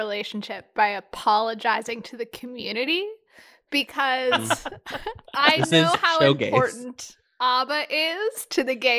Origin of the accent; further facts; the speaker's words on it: Minnesota, United States; Because I grew up in Minnesota, a lot of my friends had cabins.